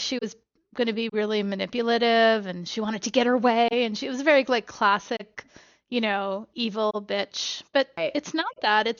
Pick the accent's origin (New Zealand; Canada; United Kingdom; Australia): Canada; I'm Canadian